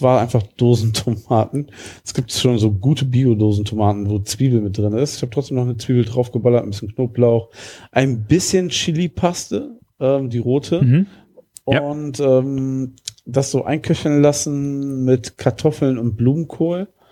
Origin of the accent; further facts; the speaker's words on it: about ten minutes' drive from Langenberg, near Wuppertal, North Rhine-Westphalia, Germany; das ist wirklich ein Katzensprung von da, wo ich groß geworden bin